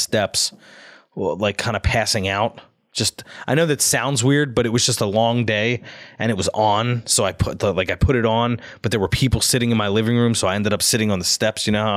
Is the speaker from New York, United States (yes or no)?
no; Philadelphia, Pennsylvania, United States; I, as a Philadelphian